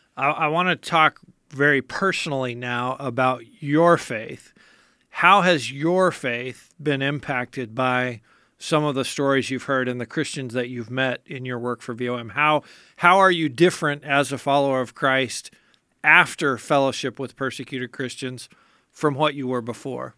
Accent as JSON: {"language": "English", "country": "United States", "said": "as an American"}